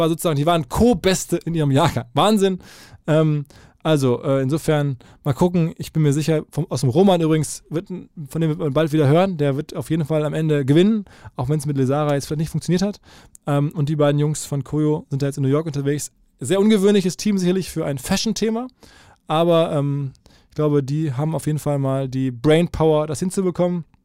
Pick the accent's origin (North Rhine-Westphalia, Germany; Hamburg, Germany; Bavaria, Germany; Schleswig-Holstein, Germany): North Rhine-Westphalia, Germany; Dortmund; Ich komme äh, aus ich Dortmund komm aus